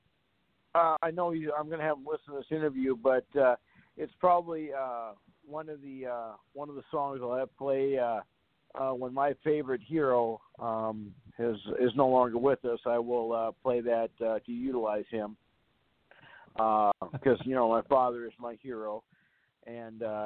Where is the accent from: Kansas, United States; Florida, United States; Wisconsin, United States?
Kansas, United States; Wichita; I was born and raised in Wichita, Kansas.